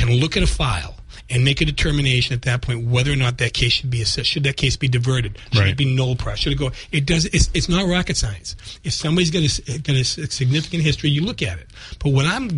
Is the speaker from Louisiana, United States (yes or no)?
no; Brockton, Massachusetts, United States; I am a lawyer from Brockton